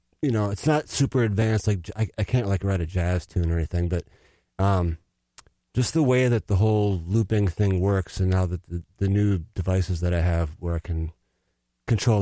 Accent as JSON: {"language": "English", "town": "Minneapolis", "region": "Minnesota", "country": "United States", "tie": "born or raised there", "also_born_or_lived": "Los Angeles", "said": "I moved to Minneapolis when I was two, so I grew up here."}